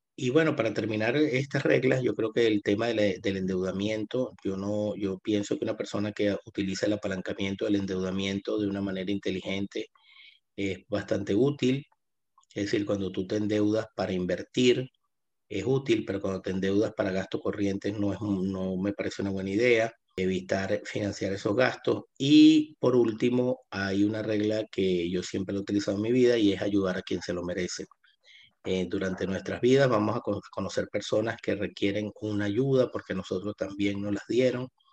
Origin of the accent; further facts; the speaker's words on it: Venezuela; moved away as an adult; now in Buenos Aires, Argentina; yo me mudo acá a Buenos Aires eh, por la situación compleja que estaba viviendo Venezuela o que todavía está viviendo en mi país.